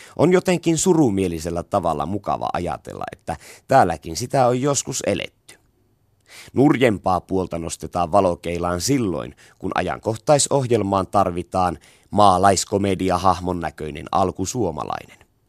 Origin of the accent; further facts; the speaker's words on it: Savo, Finland; Semmosta se tahtoo meillä päin olla